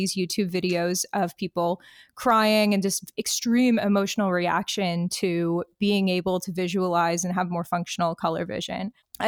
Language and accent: English; Detroit, Michigan, United States; moved away as an adult; now in Halifax, Canada; I am from Detroit, Michigan.